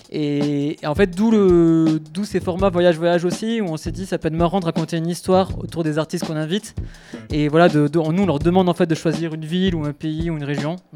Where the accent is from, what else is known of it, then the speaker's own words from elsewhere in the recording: Toulouse, Occitania, France; Je suis toulousain, hein, je ne sais pas si tu me souviens.